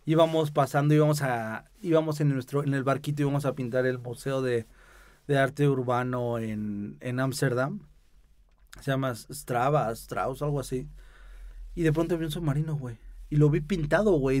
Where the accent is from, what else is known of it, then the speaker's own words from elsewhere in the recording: Mexico City, Mexico; soy chilango